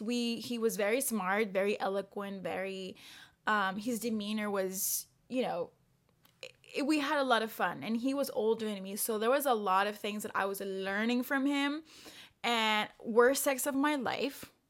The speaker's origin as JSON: {"language": "English", "country": "El Salvador", "moved": "yes", "lives_now": "Paris, France", "said": "I am from El Salvador"}